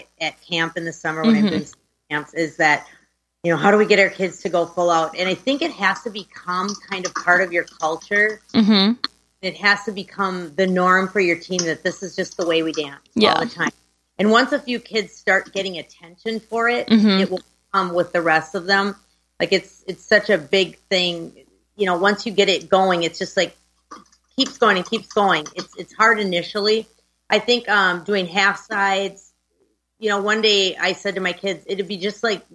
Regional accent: Brainerd, Minnesota, United States; I grew up right in the same town I'm in right now, Brainerd, Minnesota. Central Minnesota, little small town

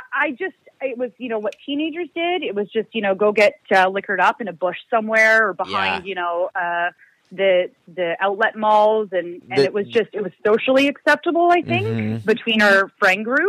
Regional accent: Ontario, Canada; moved away as an adult; now in Vancouver, Canada; I'm originally from back east. So I'm from Ontario, which is pretty close to like Michigan, back east for all you Americans

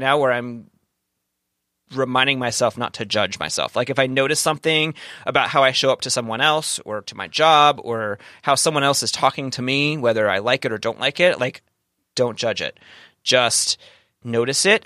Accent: Kentucky, United States; now in San Diego, United States; I'm from, I'm from the South, from the, the, the place in Kentucky

